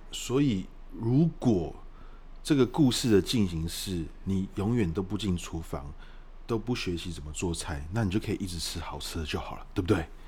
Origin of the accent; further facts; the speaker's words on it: Taiwan; 我们台湾人都会吃饭团嘛